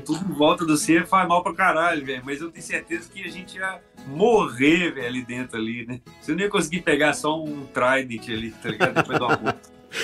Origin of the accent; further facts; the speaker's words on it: Belo Horizonte, Minas Gerais, Brazil; now in Petrópolis, Brazil; sou de Belo Horizonte e já brinquei de música quando eu era menino